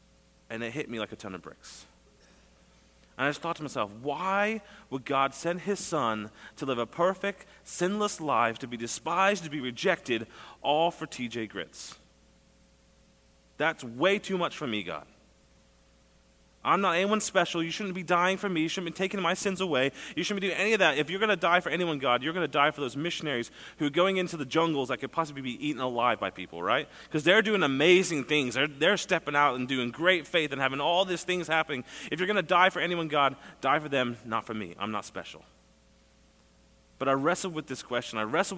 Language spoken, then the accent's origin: English; England, United Kingdom; moved away as an adult; As Pastor said, I grew up in England from when I was a year and a half until I was 20. So I love fish and chips.